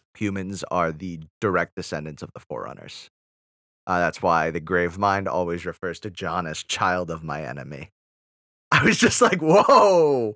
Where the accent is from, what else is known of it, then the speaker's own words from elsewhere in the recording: Wisconsin, United States; I'm from Wisconsin